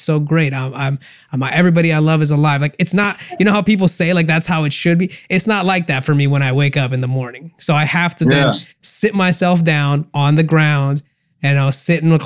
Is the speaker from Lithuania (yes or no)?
no; India; I'm Indian